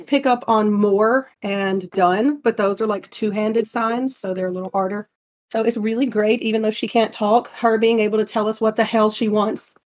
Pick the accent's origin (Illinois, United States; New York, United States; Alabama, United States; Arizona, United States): Alabama, United States; southern; Maybe it's a cheap ass bottom of Alabama thing. I don't know, but I know the people in my hometown know what I'm talking about.